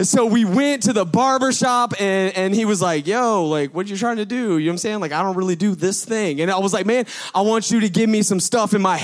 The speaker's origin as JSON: {"language": "English", "area": "Gwinnett", "region": "Georgia", "country": "United States", "said": "I'm from Gwinnett"}